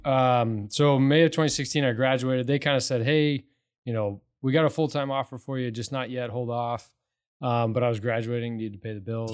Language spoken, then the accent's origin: English; Morrison, Colorado, United States; now in Katy, United States; I grew up in Morrison, so kinda the west